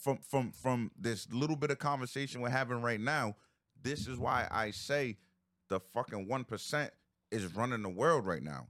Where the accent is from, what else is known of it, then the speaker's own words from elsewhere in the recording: Providence, Rhode Island, United States; I grew up on the East Side